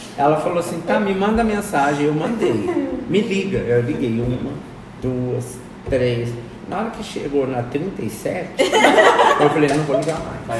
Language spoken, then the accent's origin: Portuguese; Juiz de Fora, Minas Gerais, Brazil; now in Bela Vista, Brazil; Sou mineiro, lá de Juiz de Fora.